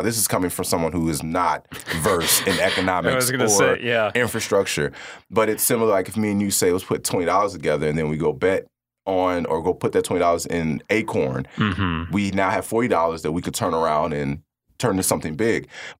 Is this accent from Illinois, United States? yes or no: yes; Kankakee, Illinois, United States; Growing up on the Second Ward downtown area, I've watched a lot of things be taken away, fresh produce, just different resources.